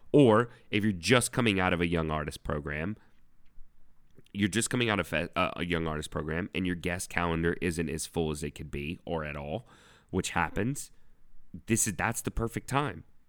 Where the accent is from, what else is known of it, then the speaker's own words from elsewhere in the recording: United States; moved away as an adult; now in Germany; I'm an American